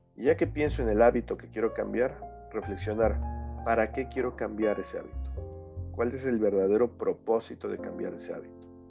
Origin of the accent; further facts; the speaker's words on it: Mexico; somos mexicanos, somos latinoamericanos.